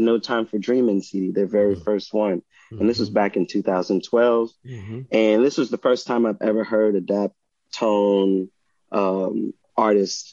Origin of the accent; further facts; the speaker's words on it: Hillaryville, Louisiana, United States; also born or lived in New Orleans, Louisiana / Bloomington, Indiana; my hometown, Hillaryville